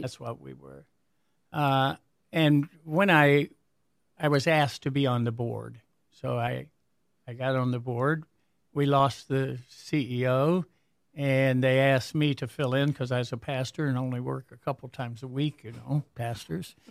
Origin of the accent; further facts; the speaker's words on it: Warren, Michigan, United States; I basically grew up in, uh, Warren